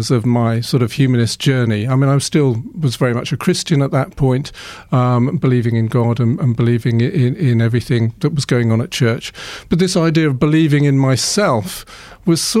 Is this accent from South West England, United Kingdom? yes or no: yes; Bournemouth, South West England, United Kingdom; also born or lived in Boscombe; I was born in Boscombe and I grew up in Bournemouth